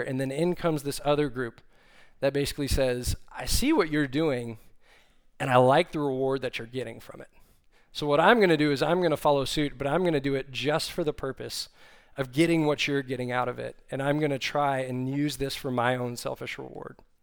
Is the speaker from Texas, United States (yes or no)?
yes; Austin, Texas, United States; moved away as an adult; now in Fort Worth, United States; I grew up in Austin, Texas, but saw the light and left there and came up here to Fort Worth